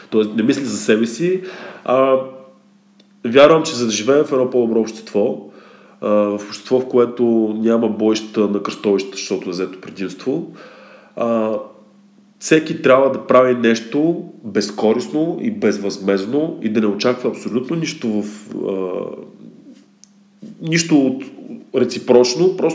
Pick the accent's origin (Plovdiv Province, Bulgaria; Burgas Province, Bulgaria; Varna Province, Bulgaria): Plovdiv Province, Bulgaria; Plovdiv; имах няколко изложби в София и в Пловдив, също съм и от Пловдив, не в Пловдив